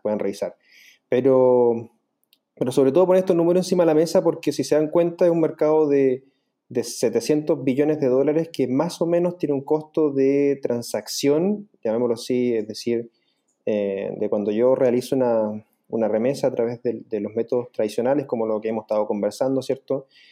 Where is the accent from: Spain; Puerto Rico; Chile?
Chile; yo soy el único chileno dentro del equipo